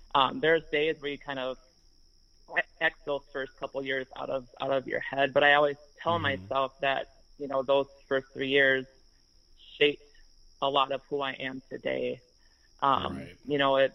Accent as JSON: {"language": "English", "region": "Minnesota", "country": "United States", "tie": "born or raised there", "said": "we're both from Minnesota and we both played AAU, so we actually played against one another a few times in high school"}